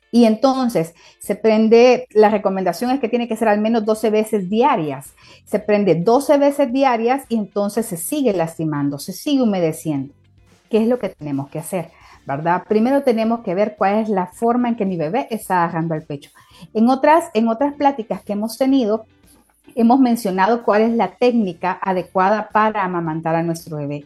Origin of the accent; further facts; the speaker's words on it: El Salvador; mujeres salvadoreñas